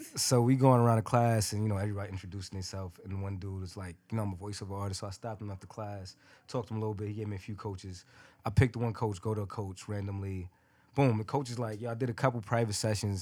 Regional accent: New York City, New York, United States; I'm a kid from Brooklyn from the hood

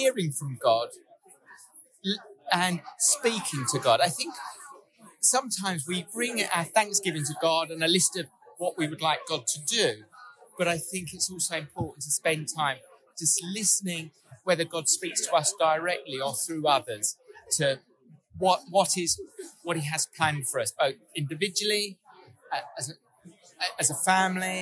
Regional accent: London, United Kingdom; moved away as an adult; now in Sheffield, United Kingdom; I grew up in the East End of London. And I went to university in Sheffield and stayed ever since.

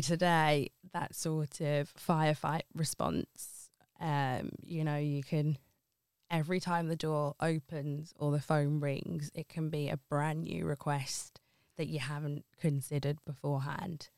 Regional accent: Ilford, London, United Kingdom; moved away as an adult; also born or lived in Liverpool / Wirral; now in Oxton, United Kingdom; born and raised in Ilford and then moved up to Liverpool for university

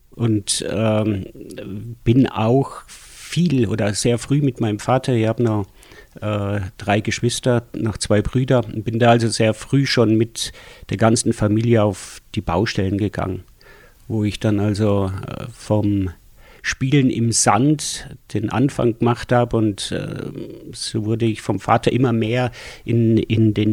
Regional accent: Schwangau, Bavaria, Germany; also born or lived in Schwelm; Ich komme eigentlich aus Schwelm, aus dem Ruhrgebiet auch. Und äh, 69 sind wir nach Schwangau gezogen und dann, äh, glaube drei Jahre 70 in die Opferau gezogen.

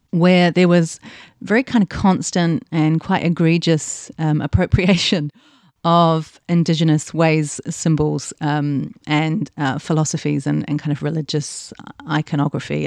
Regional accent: Tasman, New Zealand; growing up in New Zealand

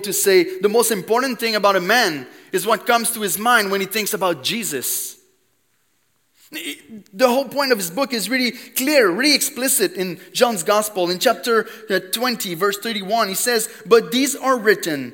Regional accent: Quebec, Canada; English is a second language; I'm from Quebec. I don't know if you noticed the accent a little bit

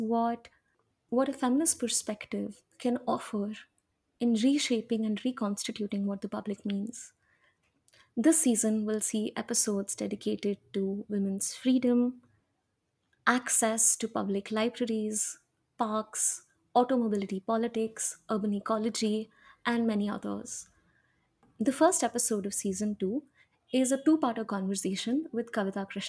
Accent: Hyderabad, Telangana, India; I'm from Hyderabad

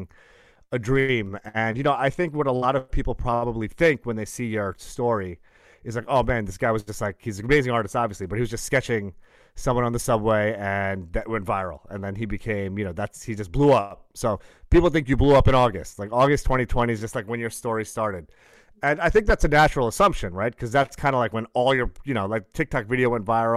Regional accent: Brooklyn, Long Island, New York, United States; I was born in Brooklyn, but then we moved out to the burbs

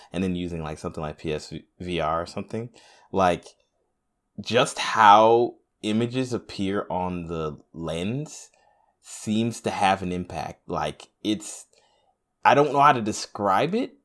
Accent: United States; I'm a Black American

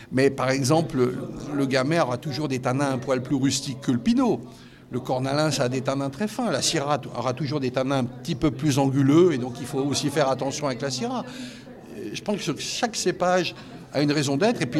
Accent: Valais, Switzerland; born there; moi je suis né en Valais, mais j'ai pas vécu en Valais.

